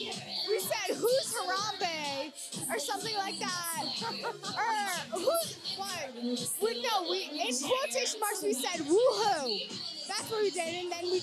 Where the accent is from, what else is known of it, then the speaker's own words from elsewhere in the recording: Burlington, Massachusetts, United States; I'm from Burlington, Massachusetts